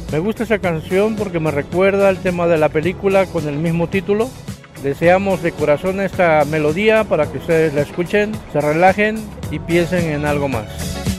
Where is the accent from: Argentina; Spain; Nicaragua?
Nicaragua; now in Mexico; soy originario de Nicaragua, Centroamérica